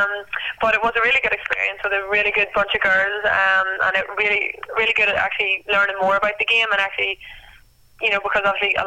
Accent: County Down, Northern Ireland, United Kingdom; moved away as an adult; now in Australia; It's probably our most popular sport back home. Especially where I come from as well.

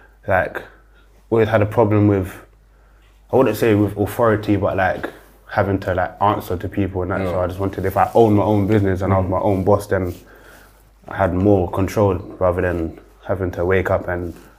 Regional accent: London, United Kingdom; I grew up in Tottenham

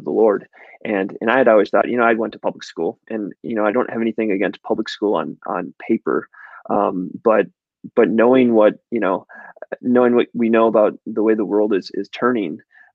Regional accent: Chisholm, Minnesota, United States; I grew up in Chisholm, Minnesota

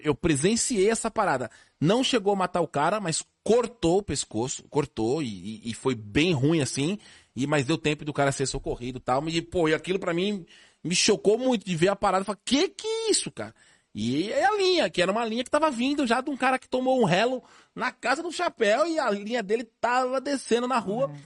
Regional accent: São Paulo, Brazil; Lá na, na minha rua, lá no Tatuapé, eu, eu nasci no Tatuapé ali

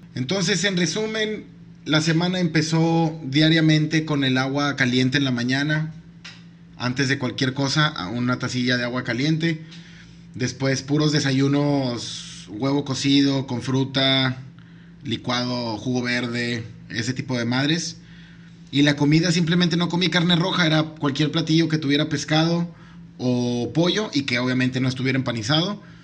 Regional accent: Mexico; soy mexicano

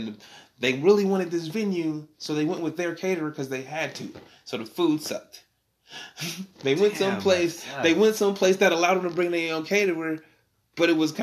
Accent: Sacramento, California, United States; we broadcast it right now from Sacramento. It's my hometown

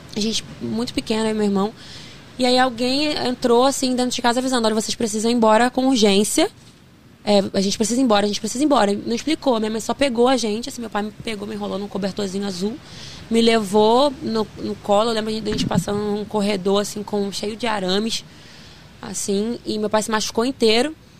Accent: Duque de Caxias, Rio de Janeiro, Brazil; born or raised there; also born or lived in Queimados

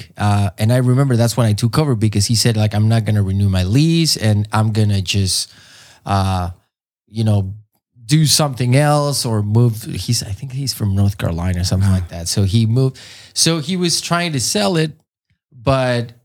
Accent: Mexico City, Mexico; moved away as an adult; now in San Diego, United States; I'm from Mexico City. I mean, I've been living here in San Diego for the past 17 years.

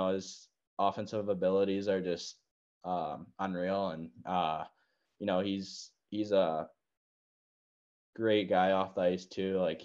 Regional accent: Victoria, British Columbia, Canada; I'm from Victoria

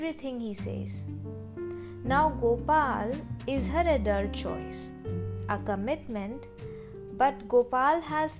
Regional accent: India; being Indian, where our parents make most choices for us

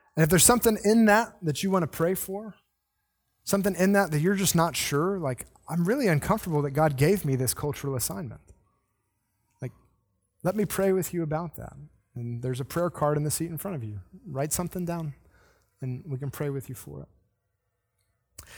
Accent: the South, United States; I'm the one person who is kind of born in the South

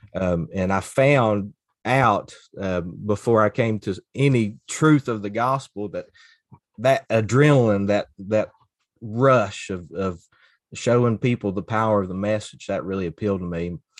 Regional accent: Floyd County, Kentucky, United States; moved away as an adult; also born or lived in Pikeville, Kentucky / Cincinnati, Ohio; now in Grundy, Virginia, United States; I grew up in Floyd County, Kentucky, which is the border county of Pike County, and grew up the, in the hollers of East

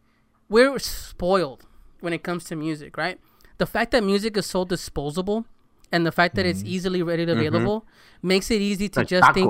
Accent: California, United States; I grew up in Southern California listening to Power, and it's like DJ Henry.

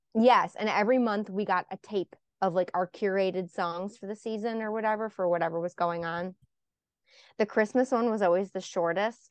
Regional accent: Buffalo, New York, United States; moved away; I'm from Buffalo originally

